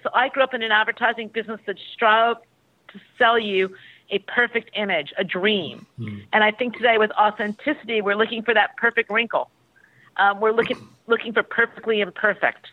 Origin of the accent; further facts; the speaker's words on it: United States; I'm American